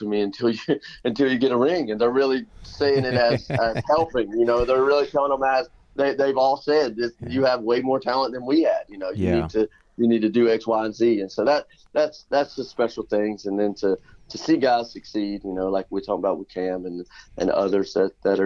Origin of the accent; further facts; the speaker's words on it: Elizabethton, Tennessee, United States; Elizabeth, in my hometown